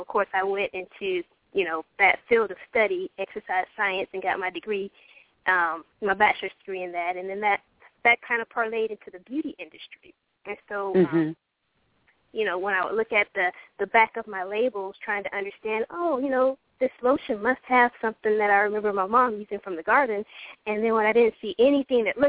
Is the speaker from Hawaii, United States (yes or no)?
yes; Hawaii, United States; moved away; also born or lived in Georgia; when I was growing up in Hawaii